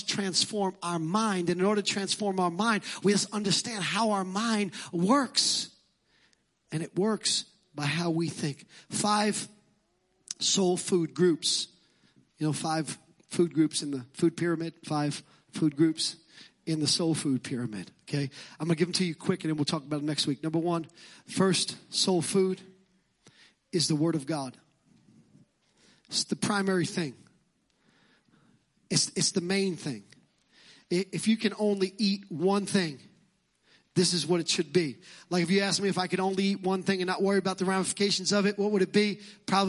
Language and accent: English; New York City, New York, United States; accent: Brooklyn; my Brooklyn accent